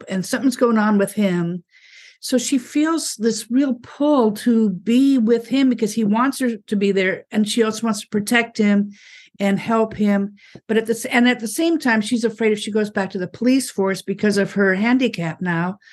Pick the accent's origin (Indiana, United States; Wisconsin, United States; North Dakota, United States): North Dakota, United States; Fargo; I grew up in Fargo, North Dakota